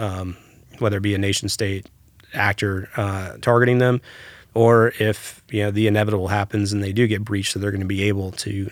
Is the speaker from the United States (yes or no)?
yes; Hawaii, United States; I spent a little bit of time growing up in Hawaii.